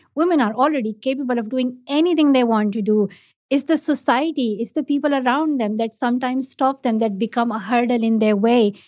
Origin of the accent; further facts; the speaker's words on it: Pakistan; first language Pashto; English is a second language; I learned English in Urdu, not in my own mother tongue, not in Pashto, but in Urdu. It's just the education structure in Pakistan